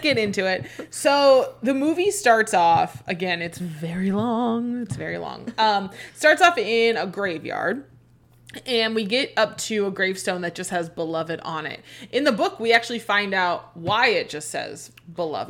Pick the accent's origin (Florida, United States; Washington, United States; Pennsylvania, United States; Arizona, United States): Arizona, United States; we're from Arizona